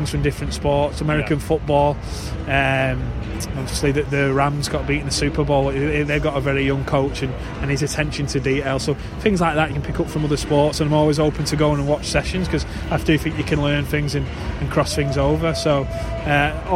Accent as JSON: {"language": "English", "region": "England", "country": "United Kingdom", "said": "as an Englishman"}